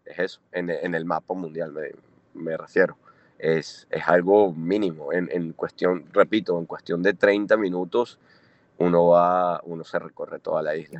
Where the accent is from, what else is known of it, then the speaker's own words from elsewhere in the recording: Caracas, Capital District, Venezuela; moved away as an adult; also born or lived in Italy / Australia / India / China; now in Anguilla; yo, yo me crié en Caracas